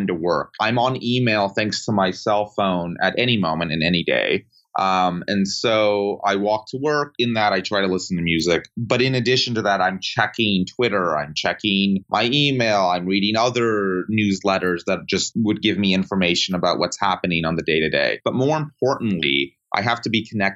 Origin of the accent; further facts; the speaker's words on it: Sarasota, Florida, United States; moved away as an adult; now in Washington, D.C., United States; where I grew up in Florida